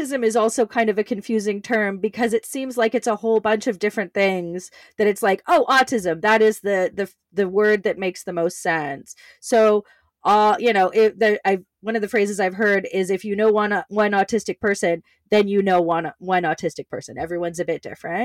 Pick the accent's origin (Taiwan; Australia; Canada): Canada; I grew up in Canada